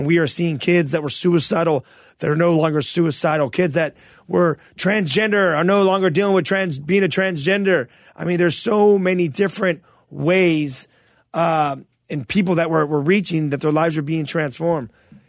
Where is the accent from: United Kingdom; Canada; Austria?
Canada; Toronto, Ontario; We're from Toronto.